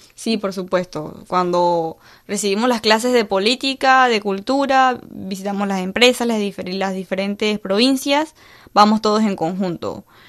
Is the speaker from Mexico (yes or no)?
no; Panama; mi cultura panameña